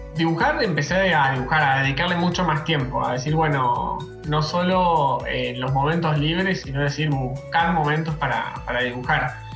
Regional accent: Mar del Plata, Buenos Aires Province, Argentina; moved away as an adult; now in Córdoba, Argentina; soy de Mar del Plata, actualmente vivo en Córdoba

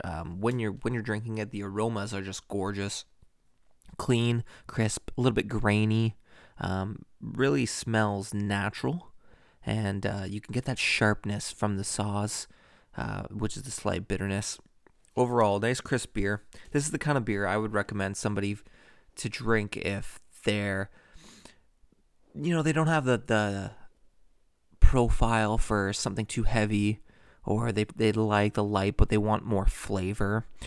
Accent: Toronto, Ontario, Canada; Toronto, Ontario, Canada. So, pretty much my hometown

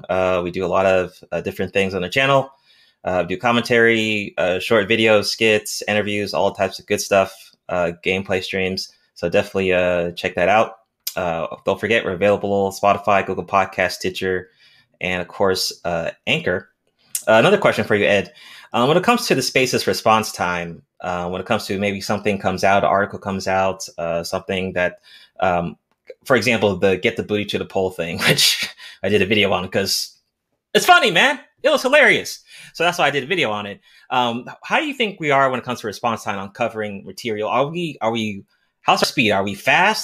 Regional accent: Nigeria; I'm Nigerian

